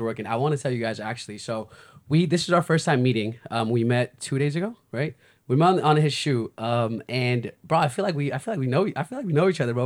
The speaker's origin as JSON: {"language": "English", "country": "United States", "said": "I'm from the States"}